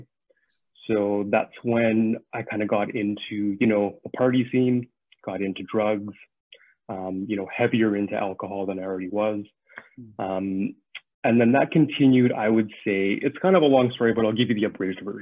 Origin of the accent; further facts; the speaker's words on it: Saskatchewan, Canada; moved away as an adult; now in Vancouver, Canada; I grew up in Saskatchewan